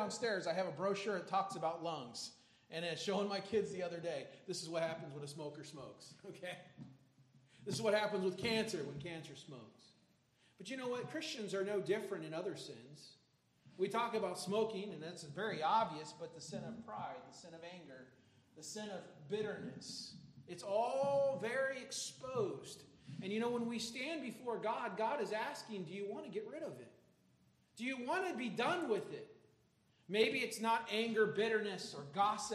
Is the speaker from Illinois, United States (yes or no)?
yes; Chicago, Illinois, United States; growing up in Chicago